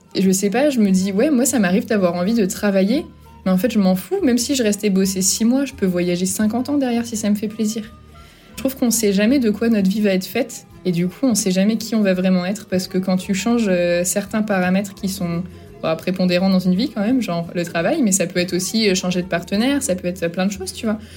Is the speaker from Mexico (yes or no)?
no; Brittany, France; moved away as an adult; now in Ecuador; je suis bretonne